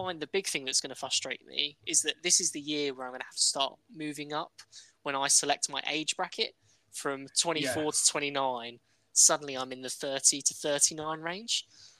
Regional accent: the Midlands, England, United Kingdom; We're two friends from the Midlands

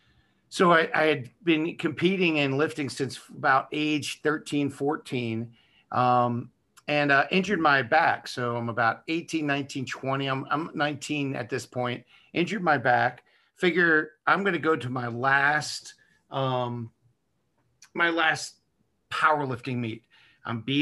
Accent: Baltimore, Maryland, United States; I am from Baltimore, an area of Baltimore called Dundalk that you don't want to drive through in the dark at any time, even if you're from there.

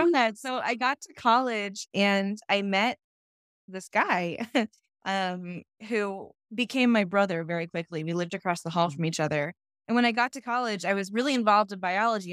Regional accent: California, United States; also born or lived in Ohio; I was born and raised in California

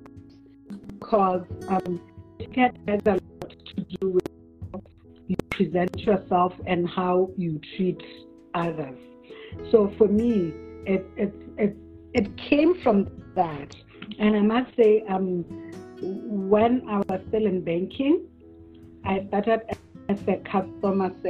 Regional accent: Francistown, North-East District, Botswana; I was born in Francistown for the most part of my earlier years. I stayed with my grandmother.

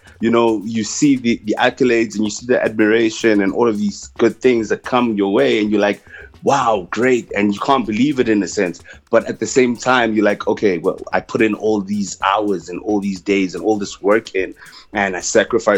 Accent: South Africa; I'm from South Africa, the best writer and showrunner in the country

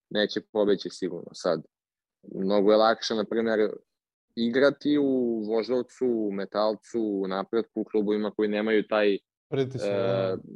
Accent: Serbia; now in Portugal; kod nas u Srbiji

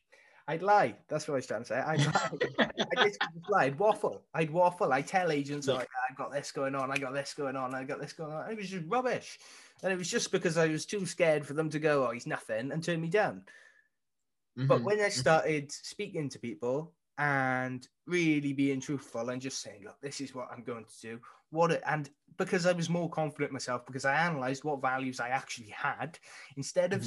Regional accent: Wales, United Kingdom; I was born in Wales

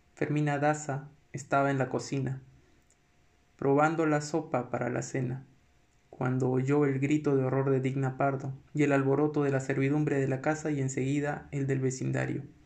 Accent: Lima, Peru; no soy un, un limeño clásico

